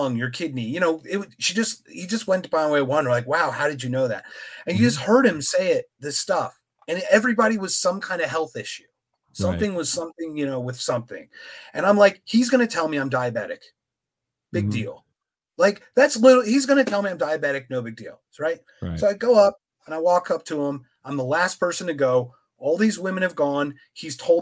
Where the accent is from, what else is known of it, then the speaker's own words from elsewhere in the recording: Philadelphia, Pennsylvania, United States; now in Phoenix, United States; I'm from Philadelphia. I live in Phoenix, pretty far away.